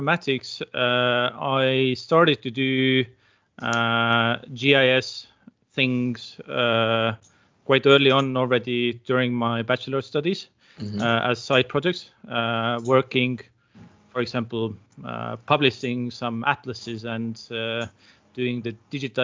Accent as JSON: {"language": "English", "town": "Tartu", "region": "Tartu County", "country": "Estonia", "tie": "born or raised there", "also_born_or_lived": "Algeria", "said": "I am originally from Tartu, so I have lived most of my life in Tartu."}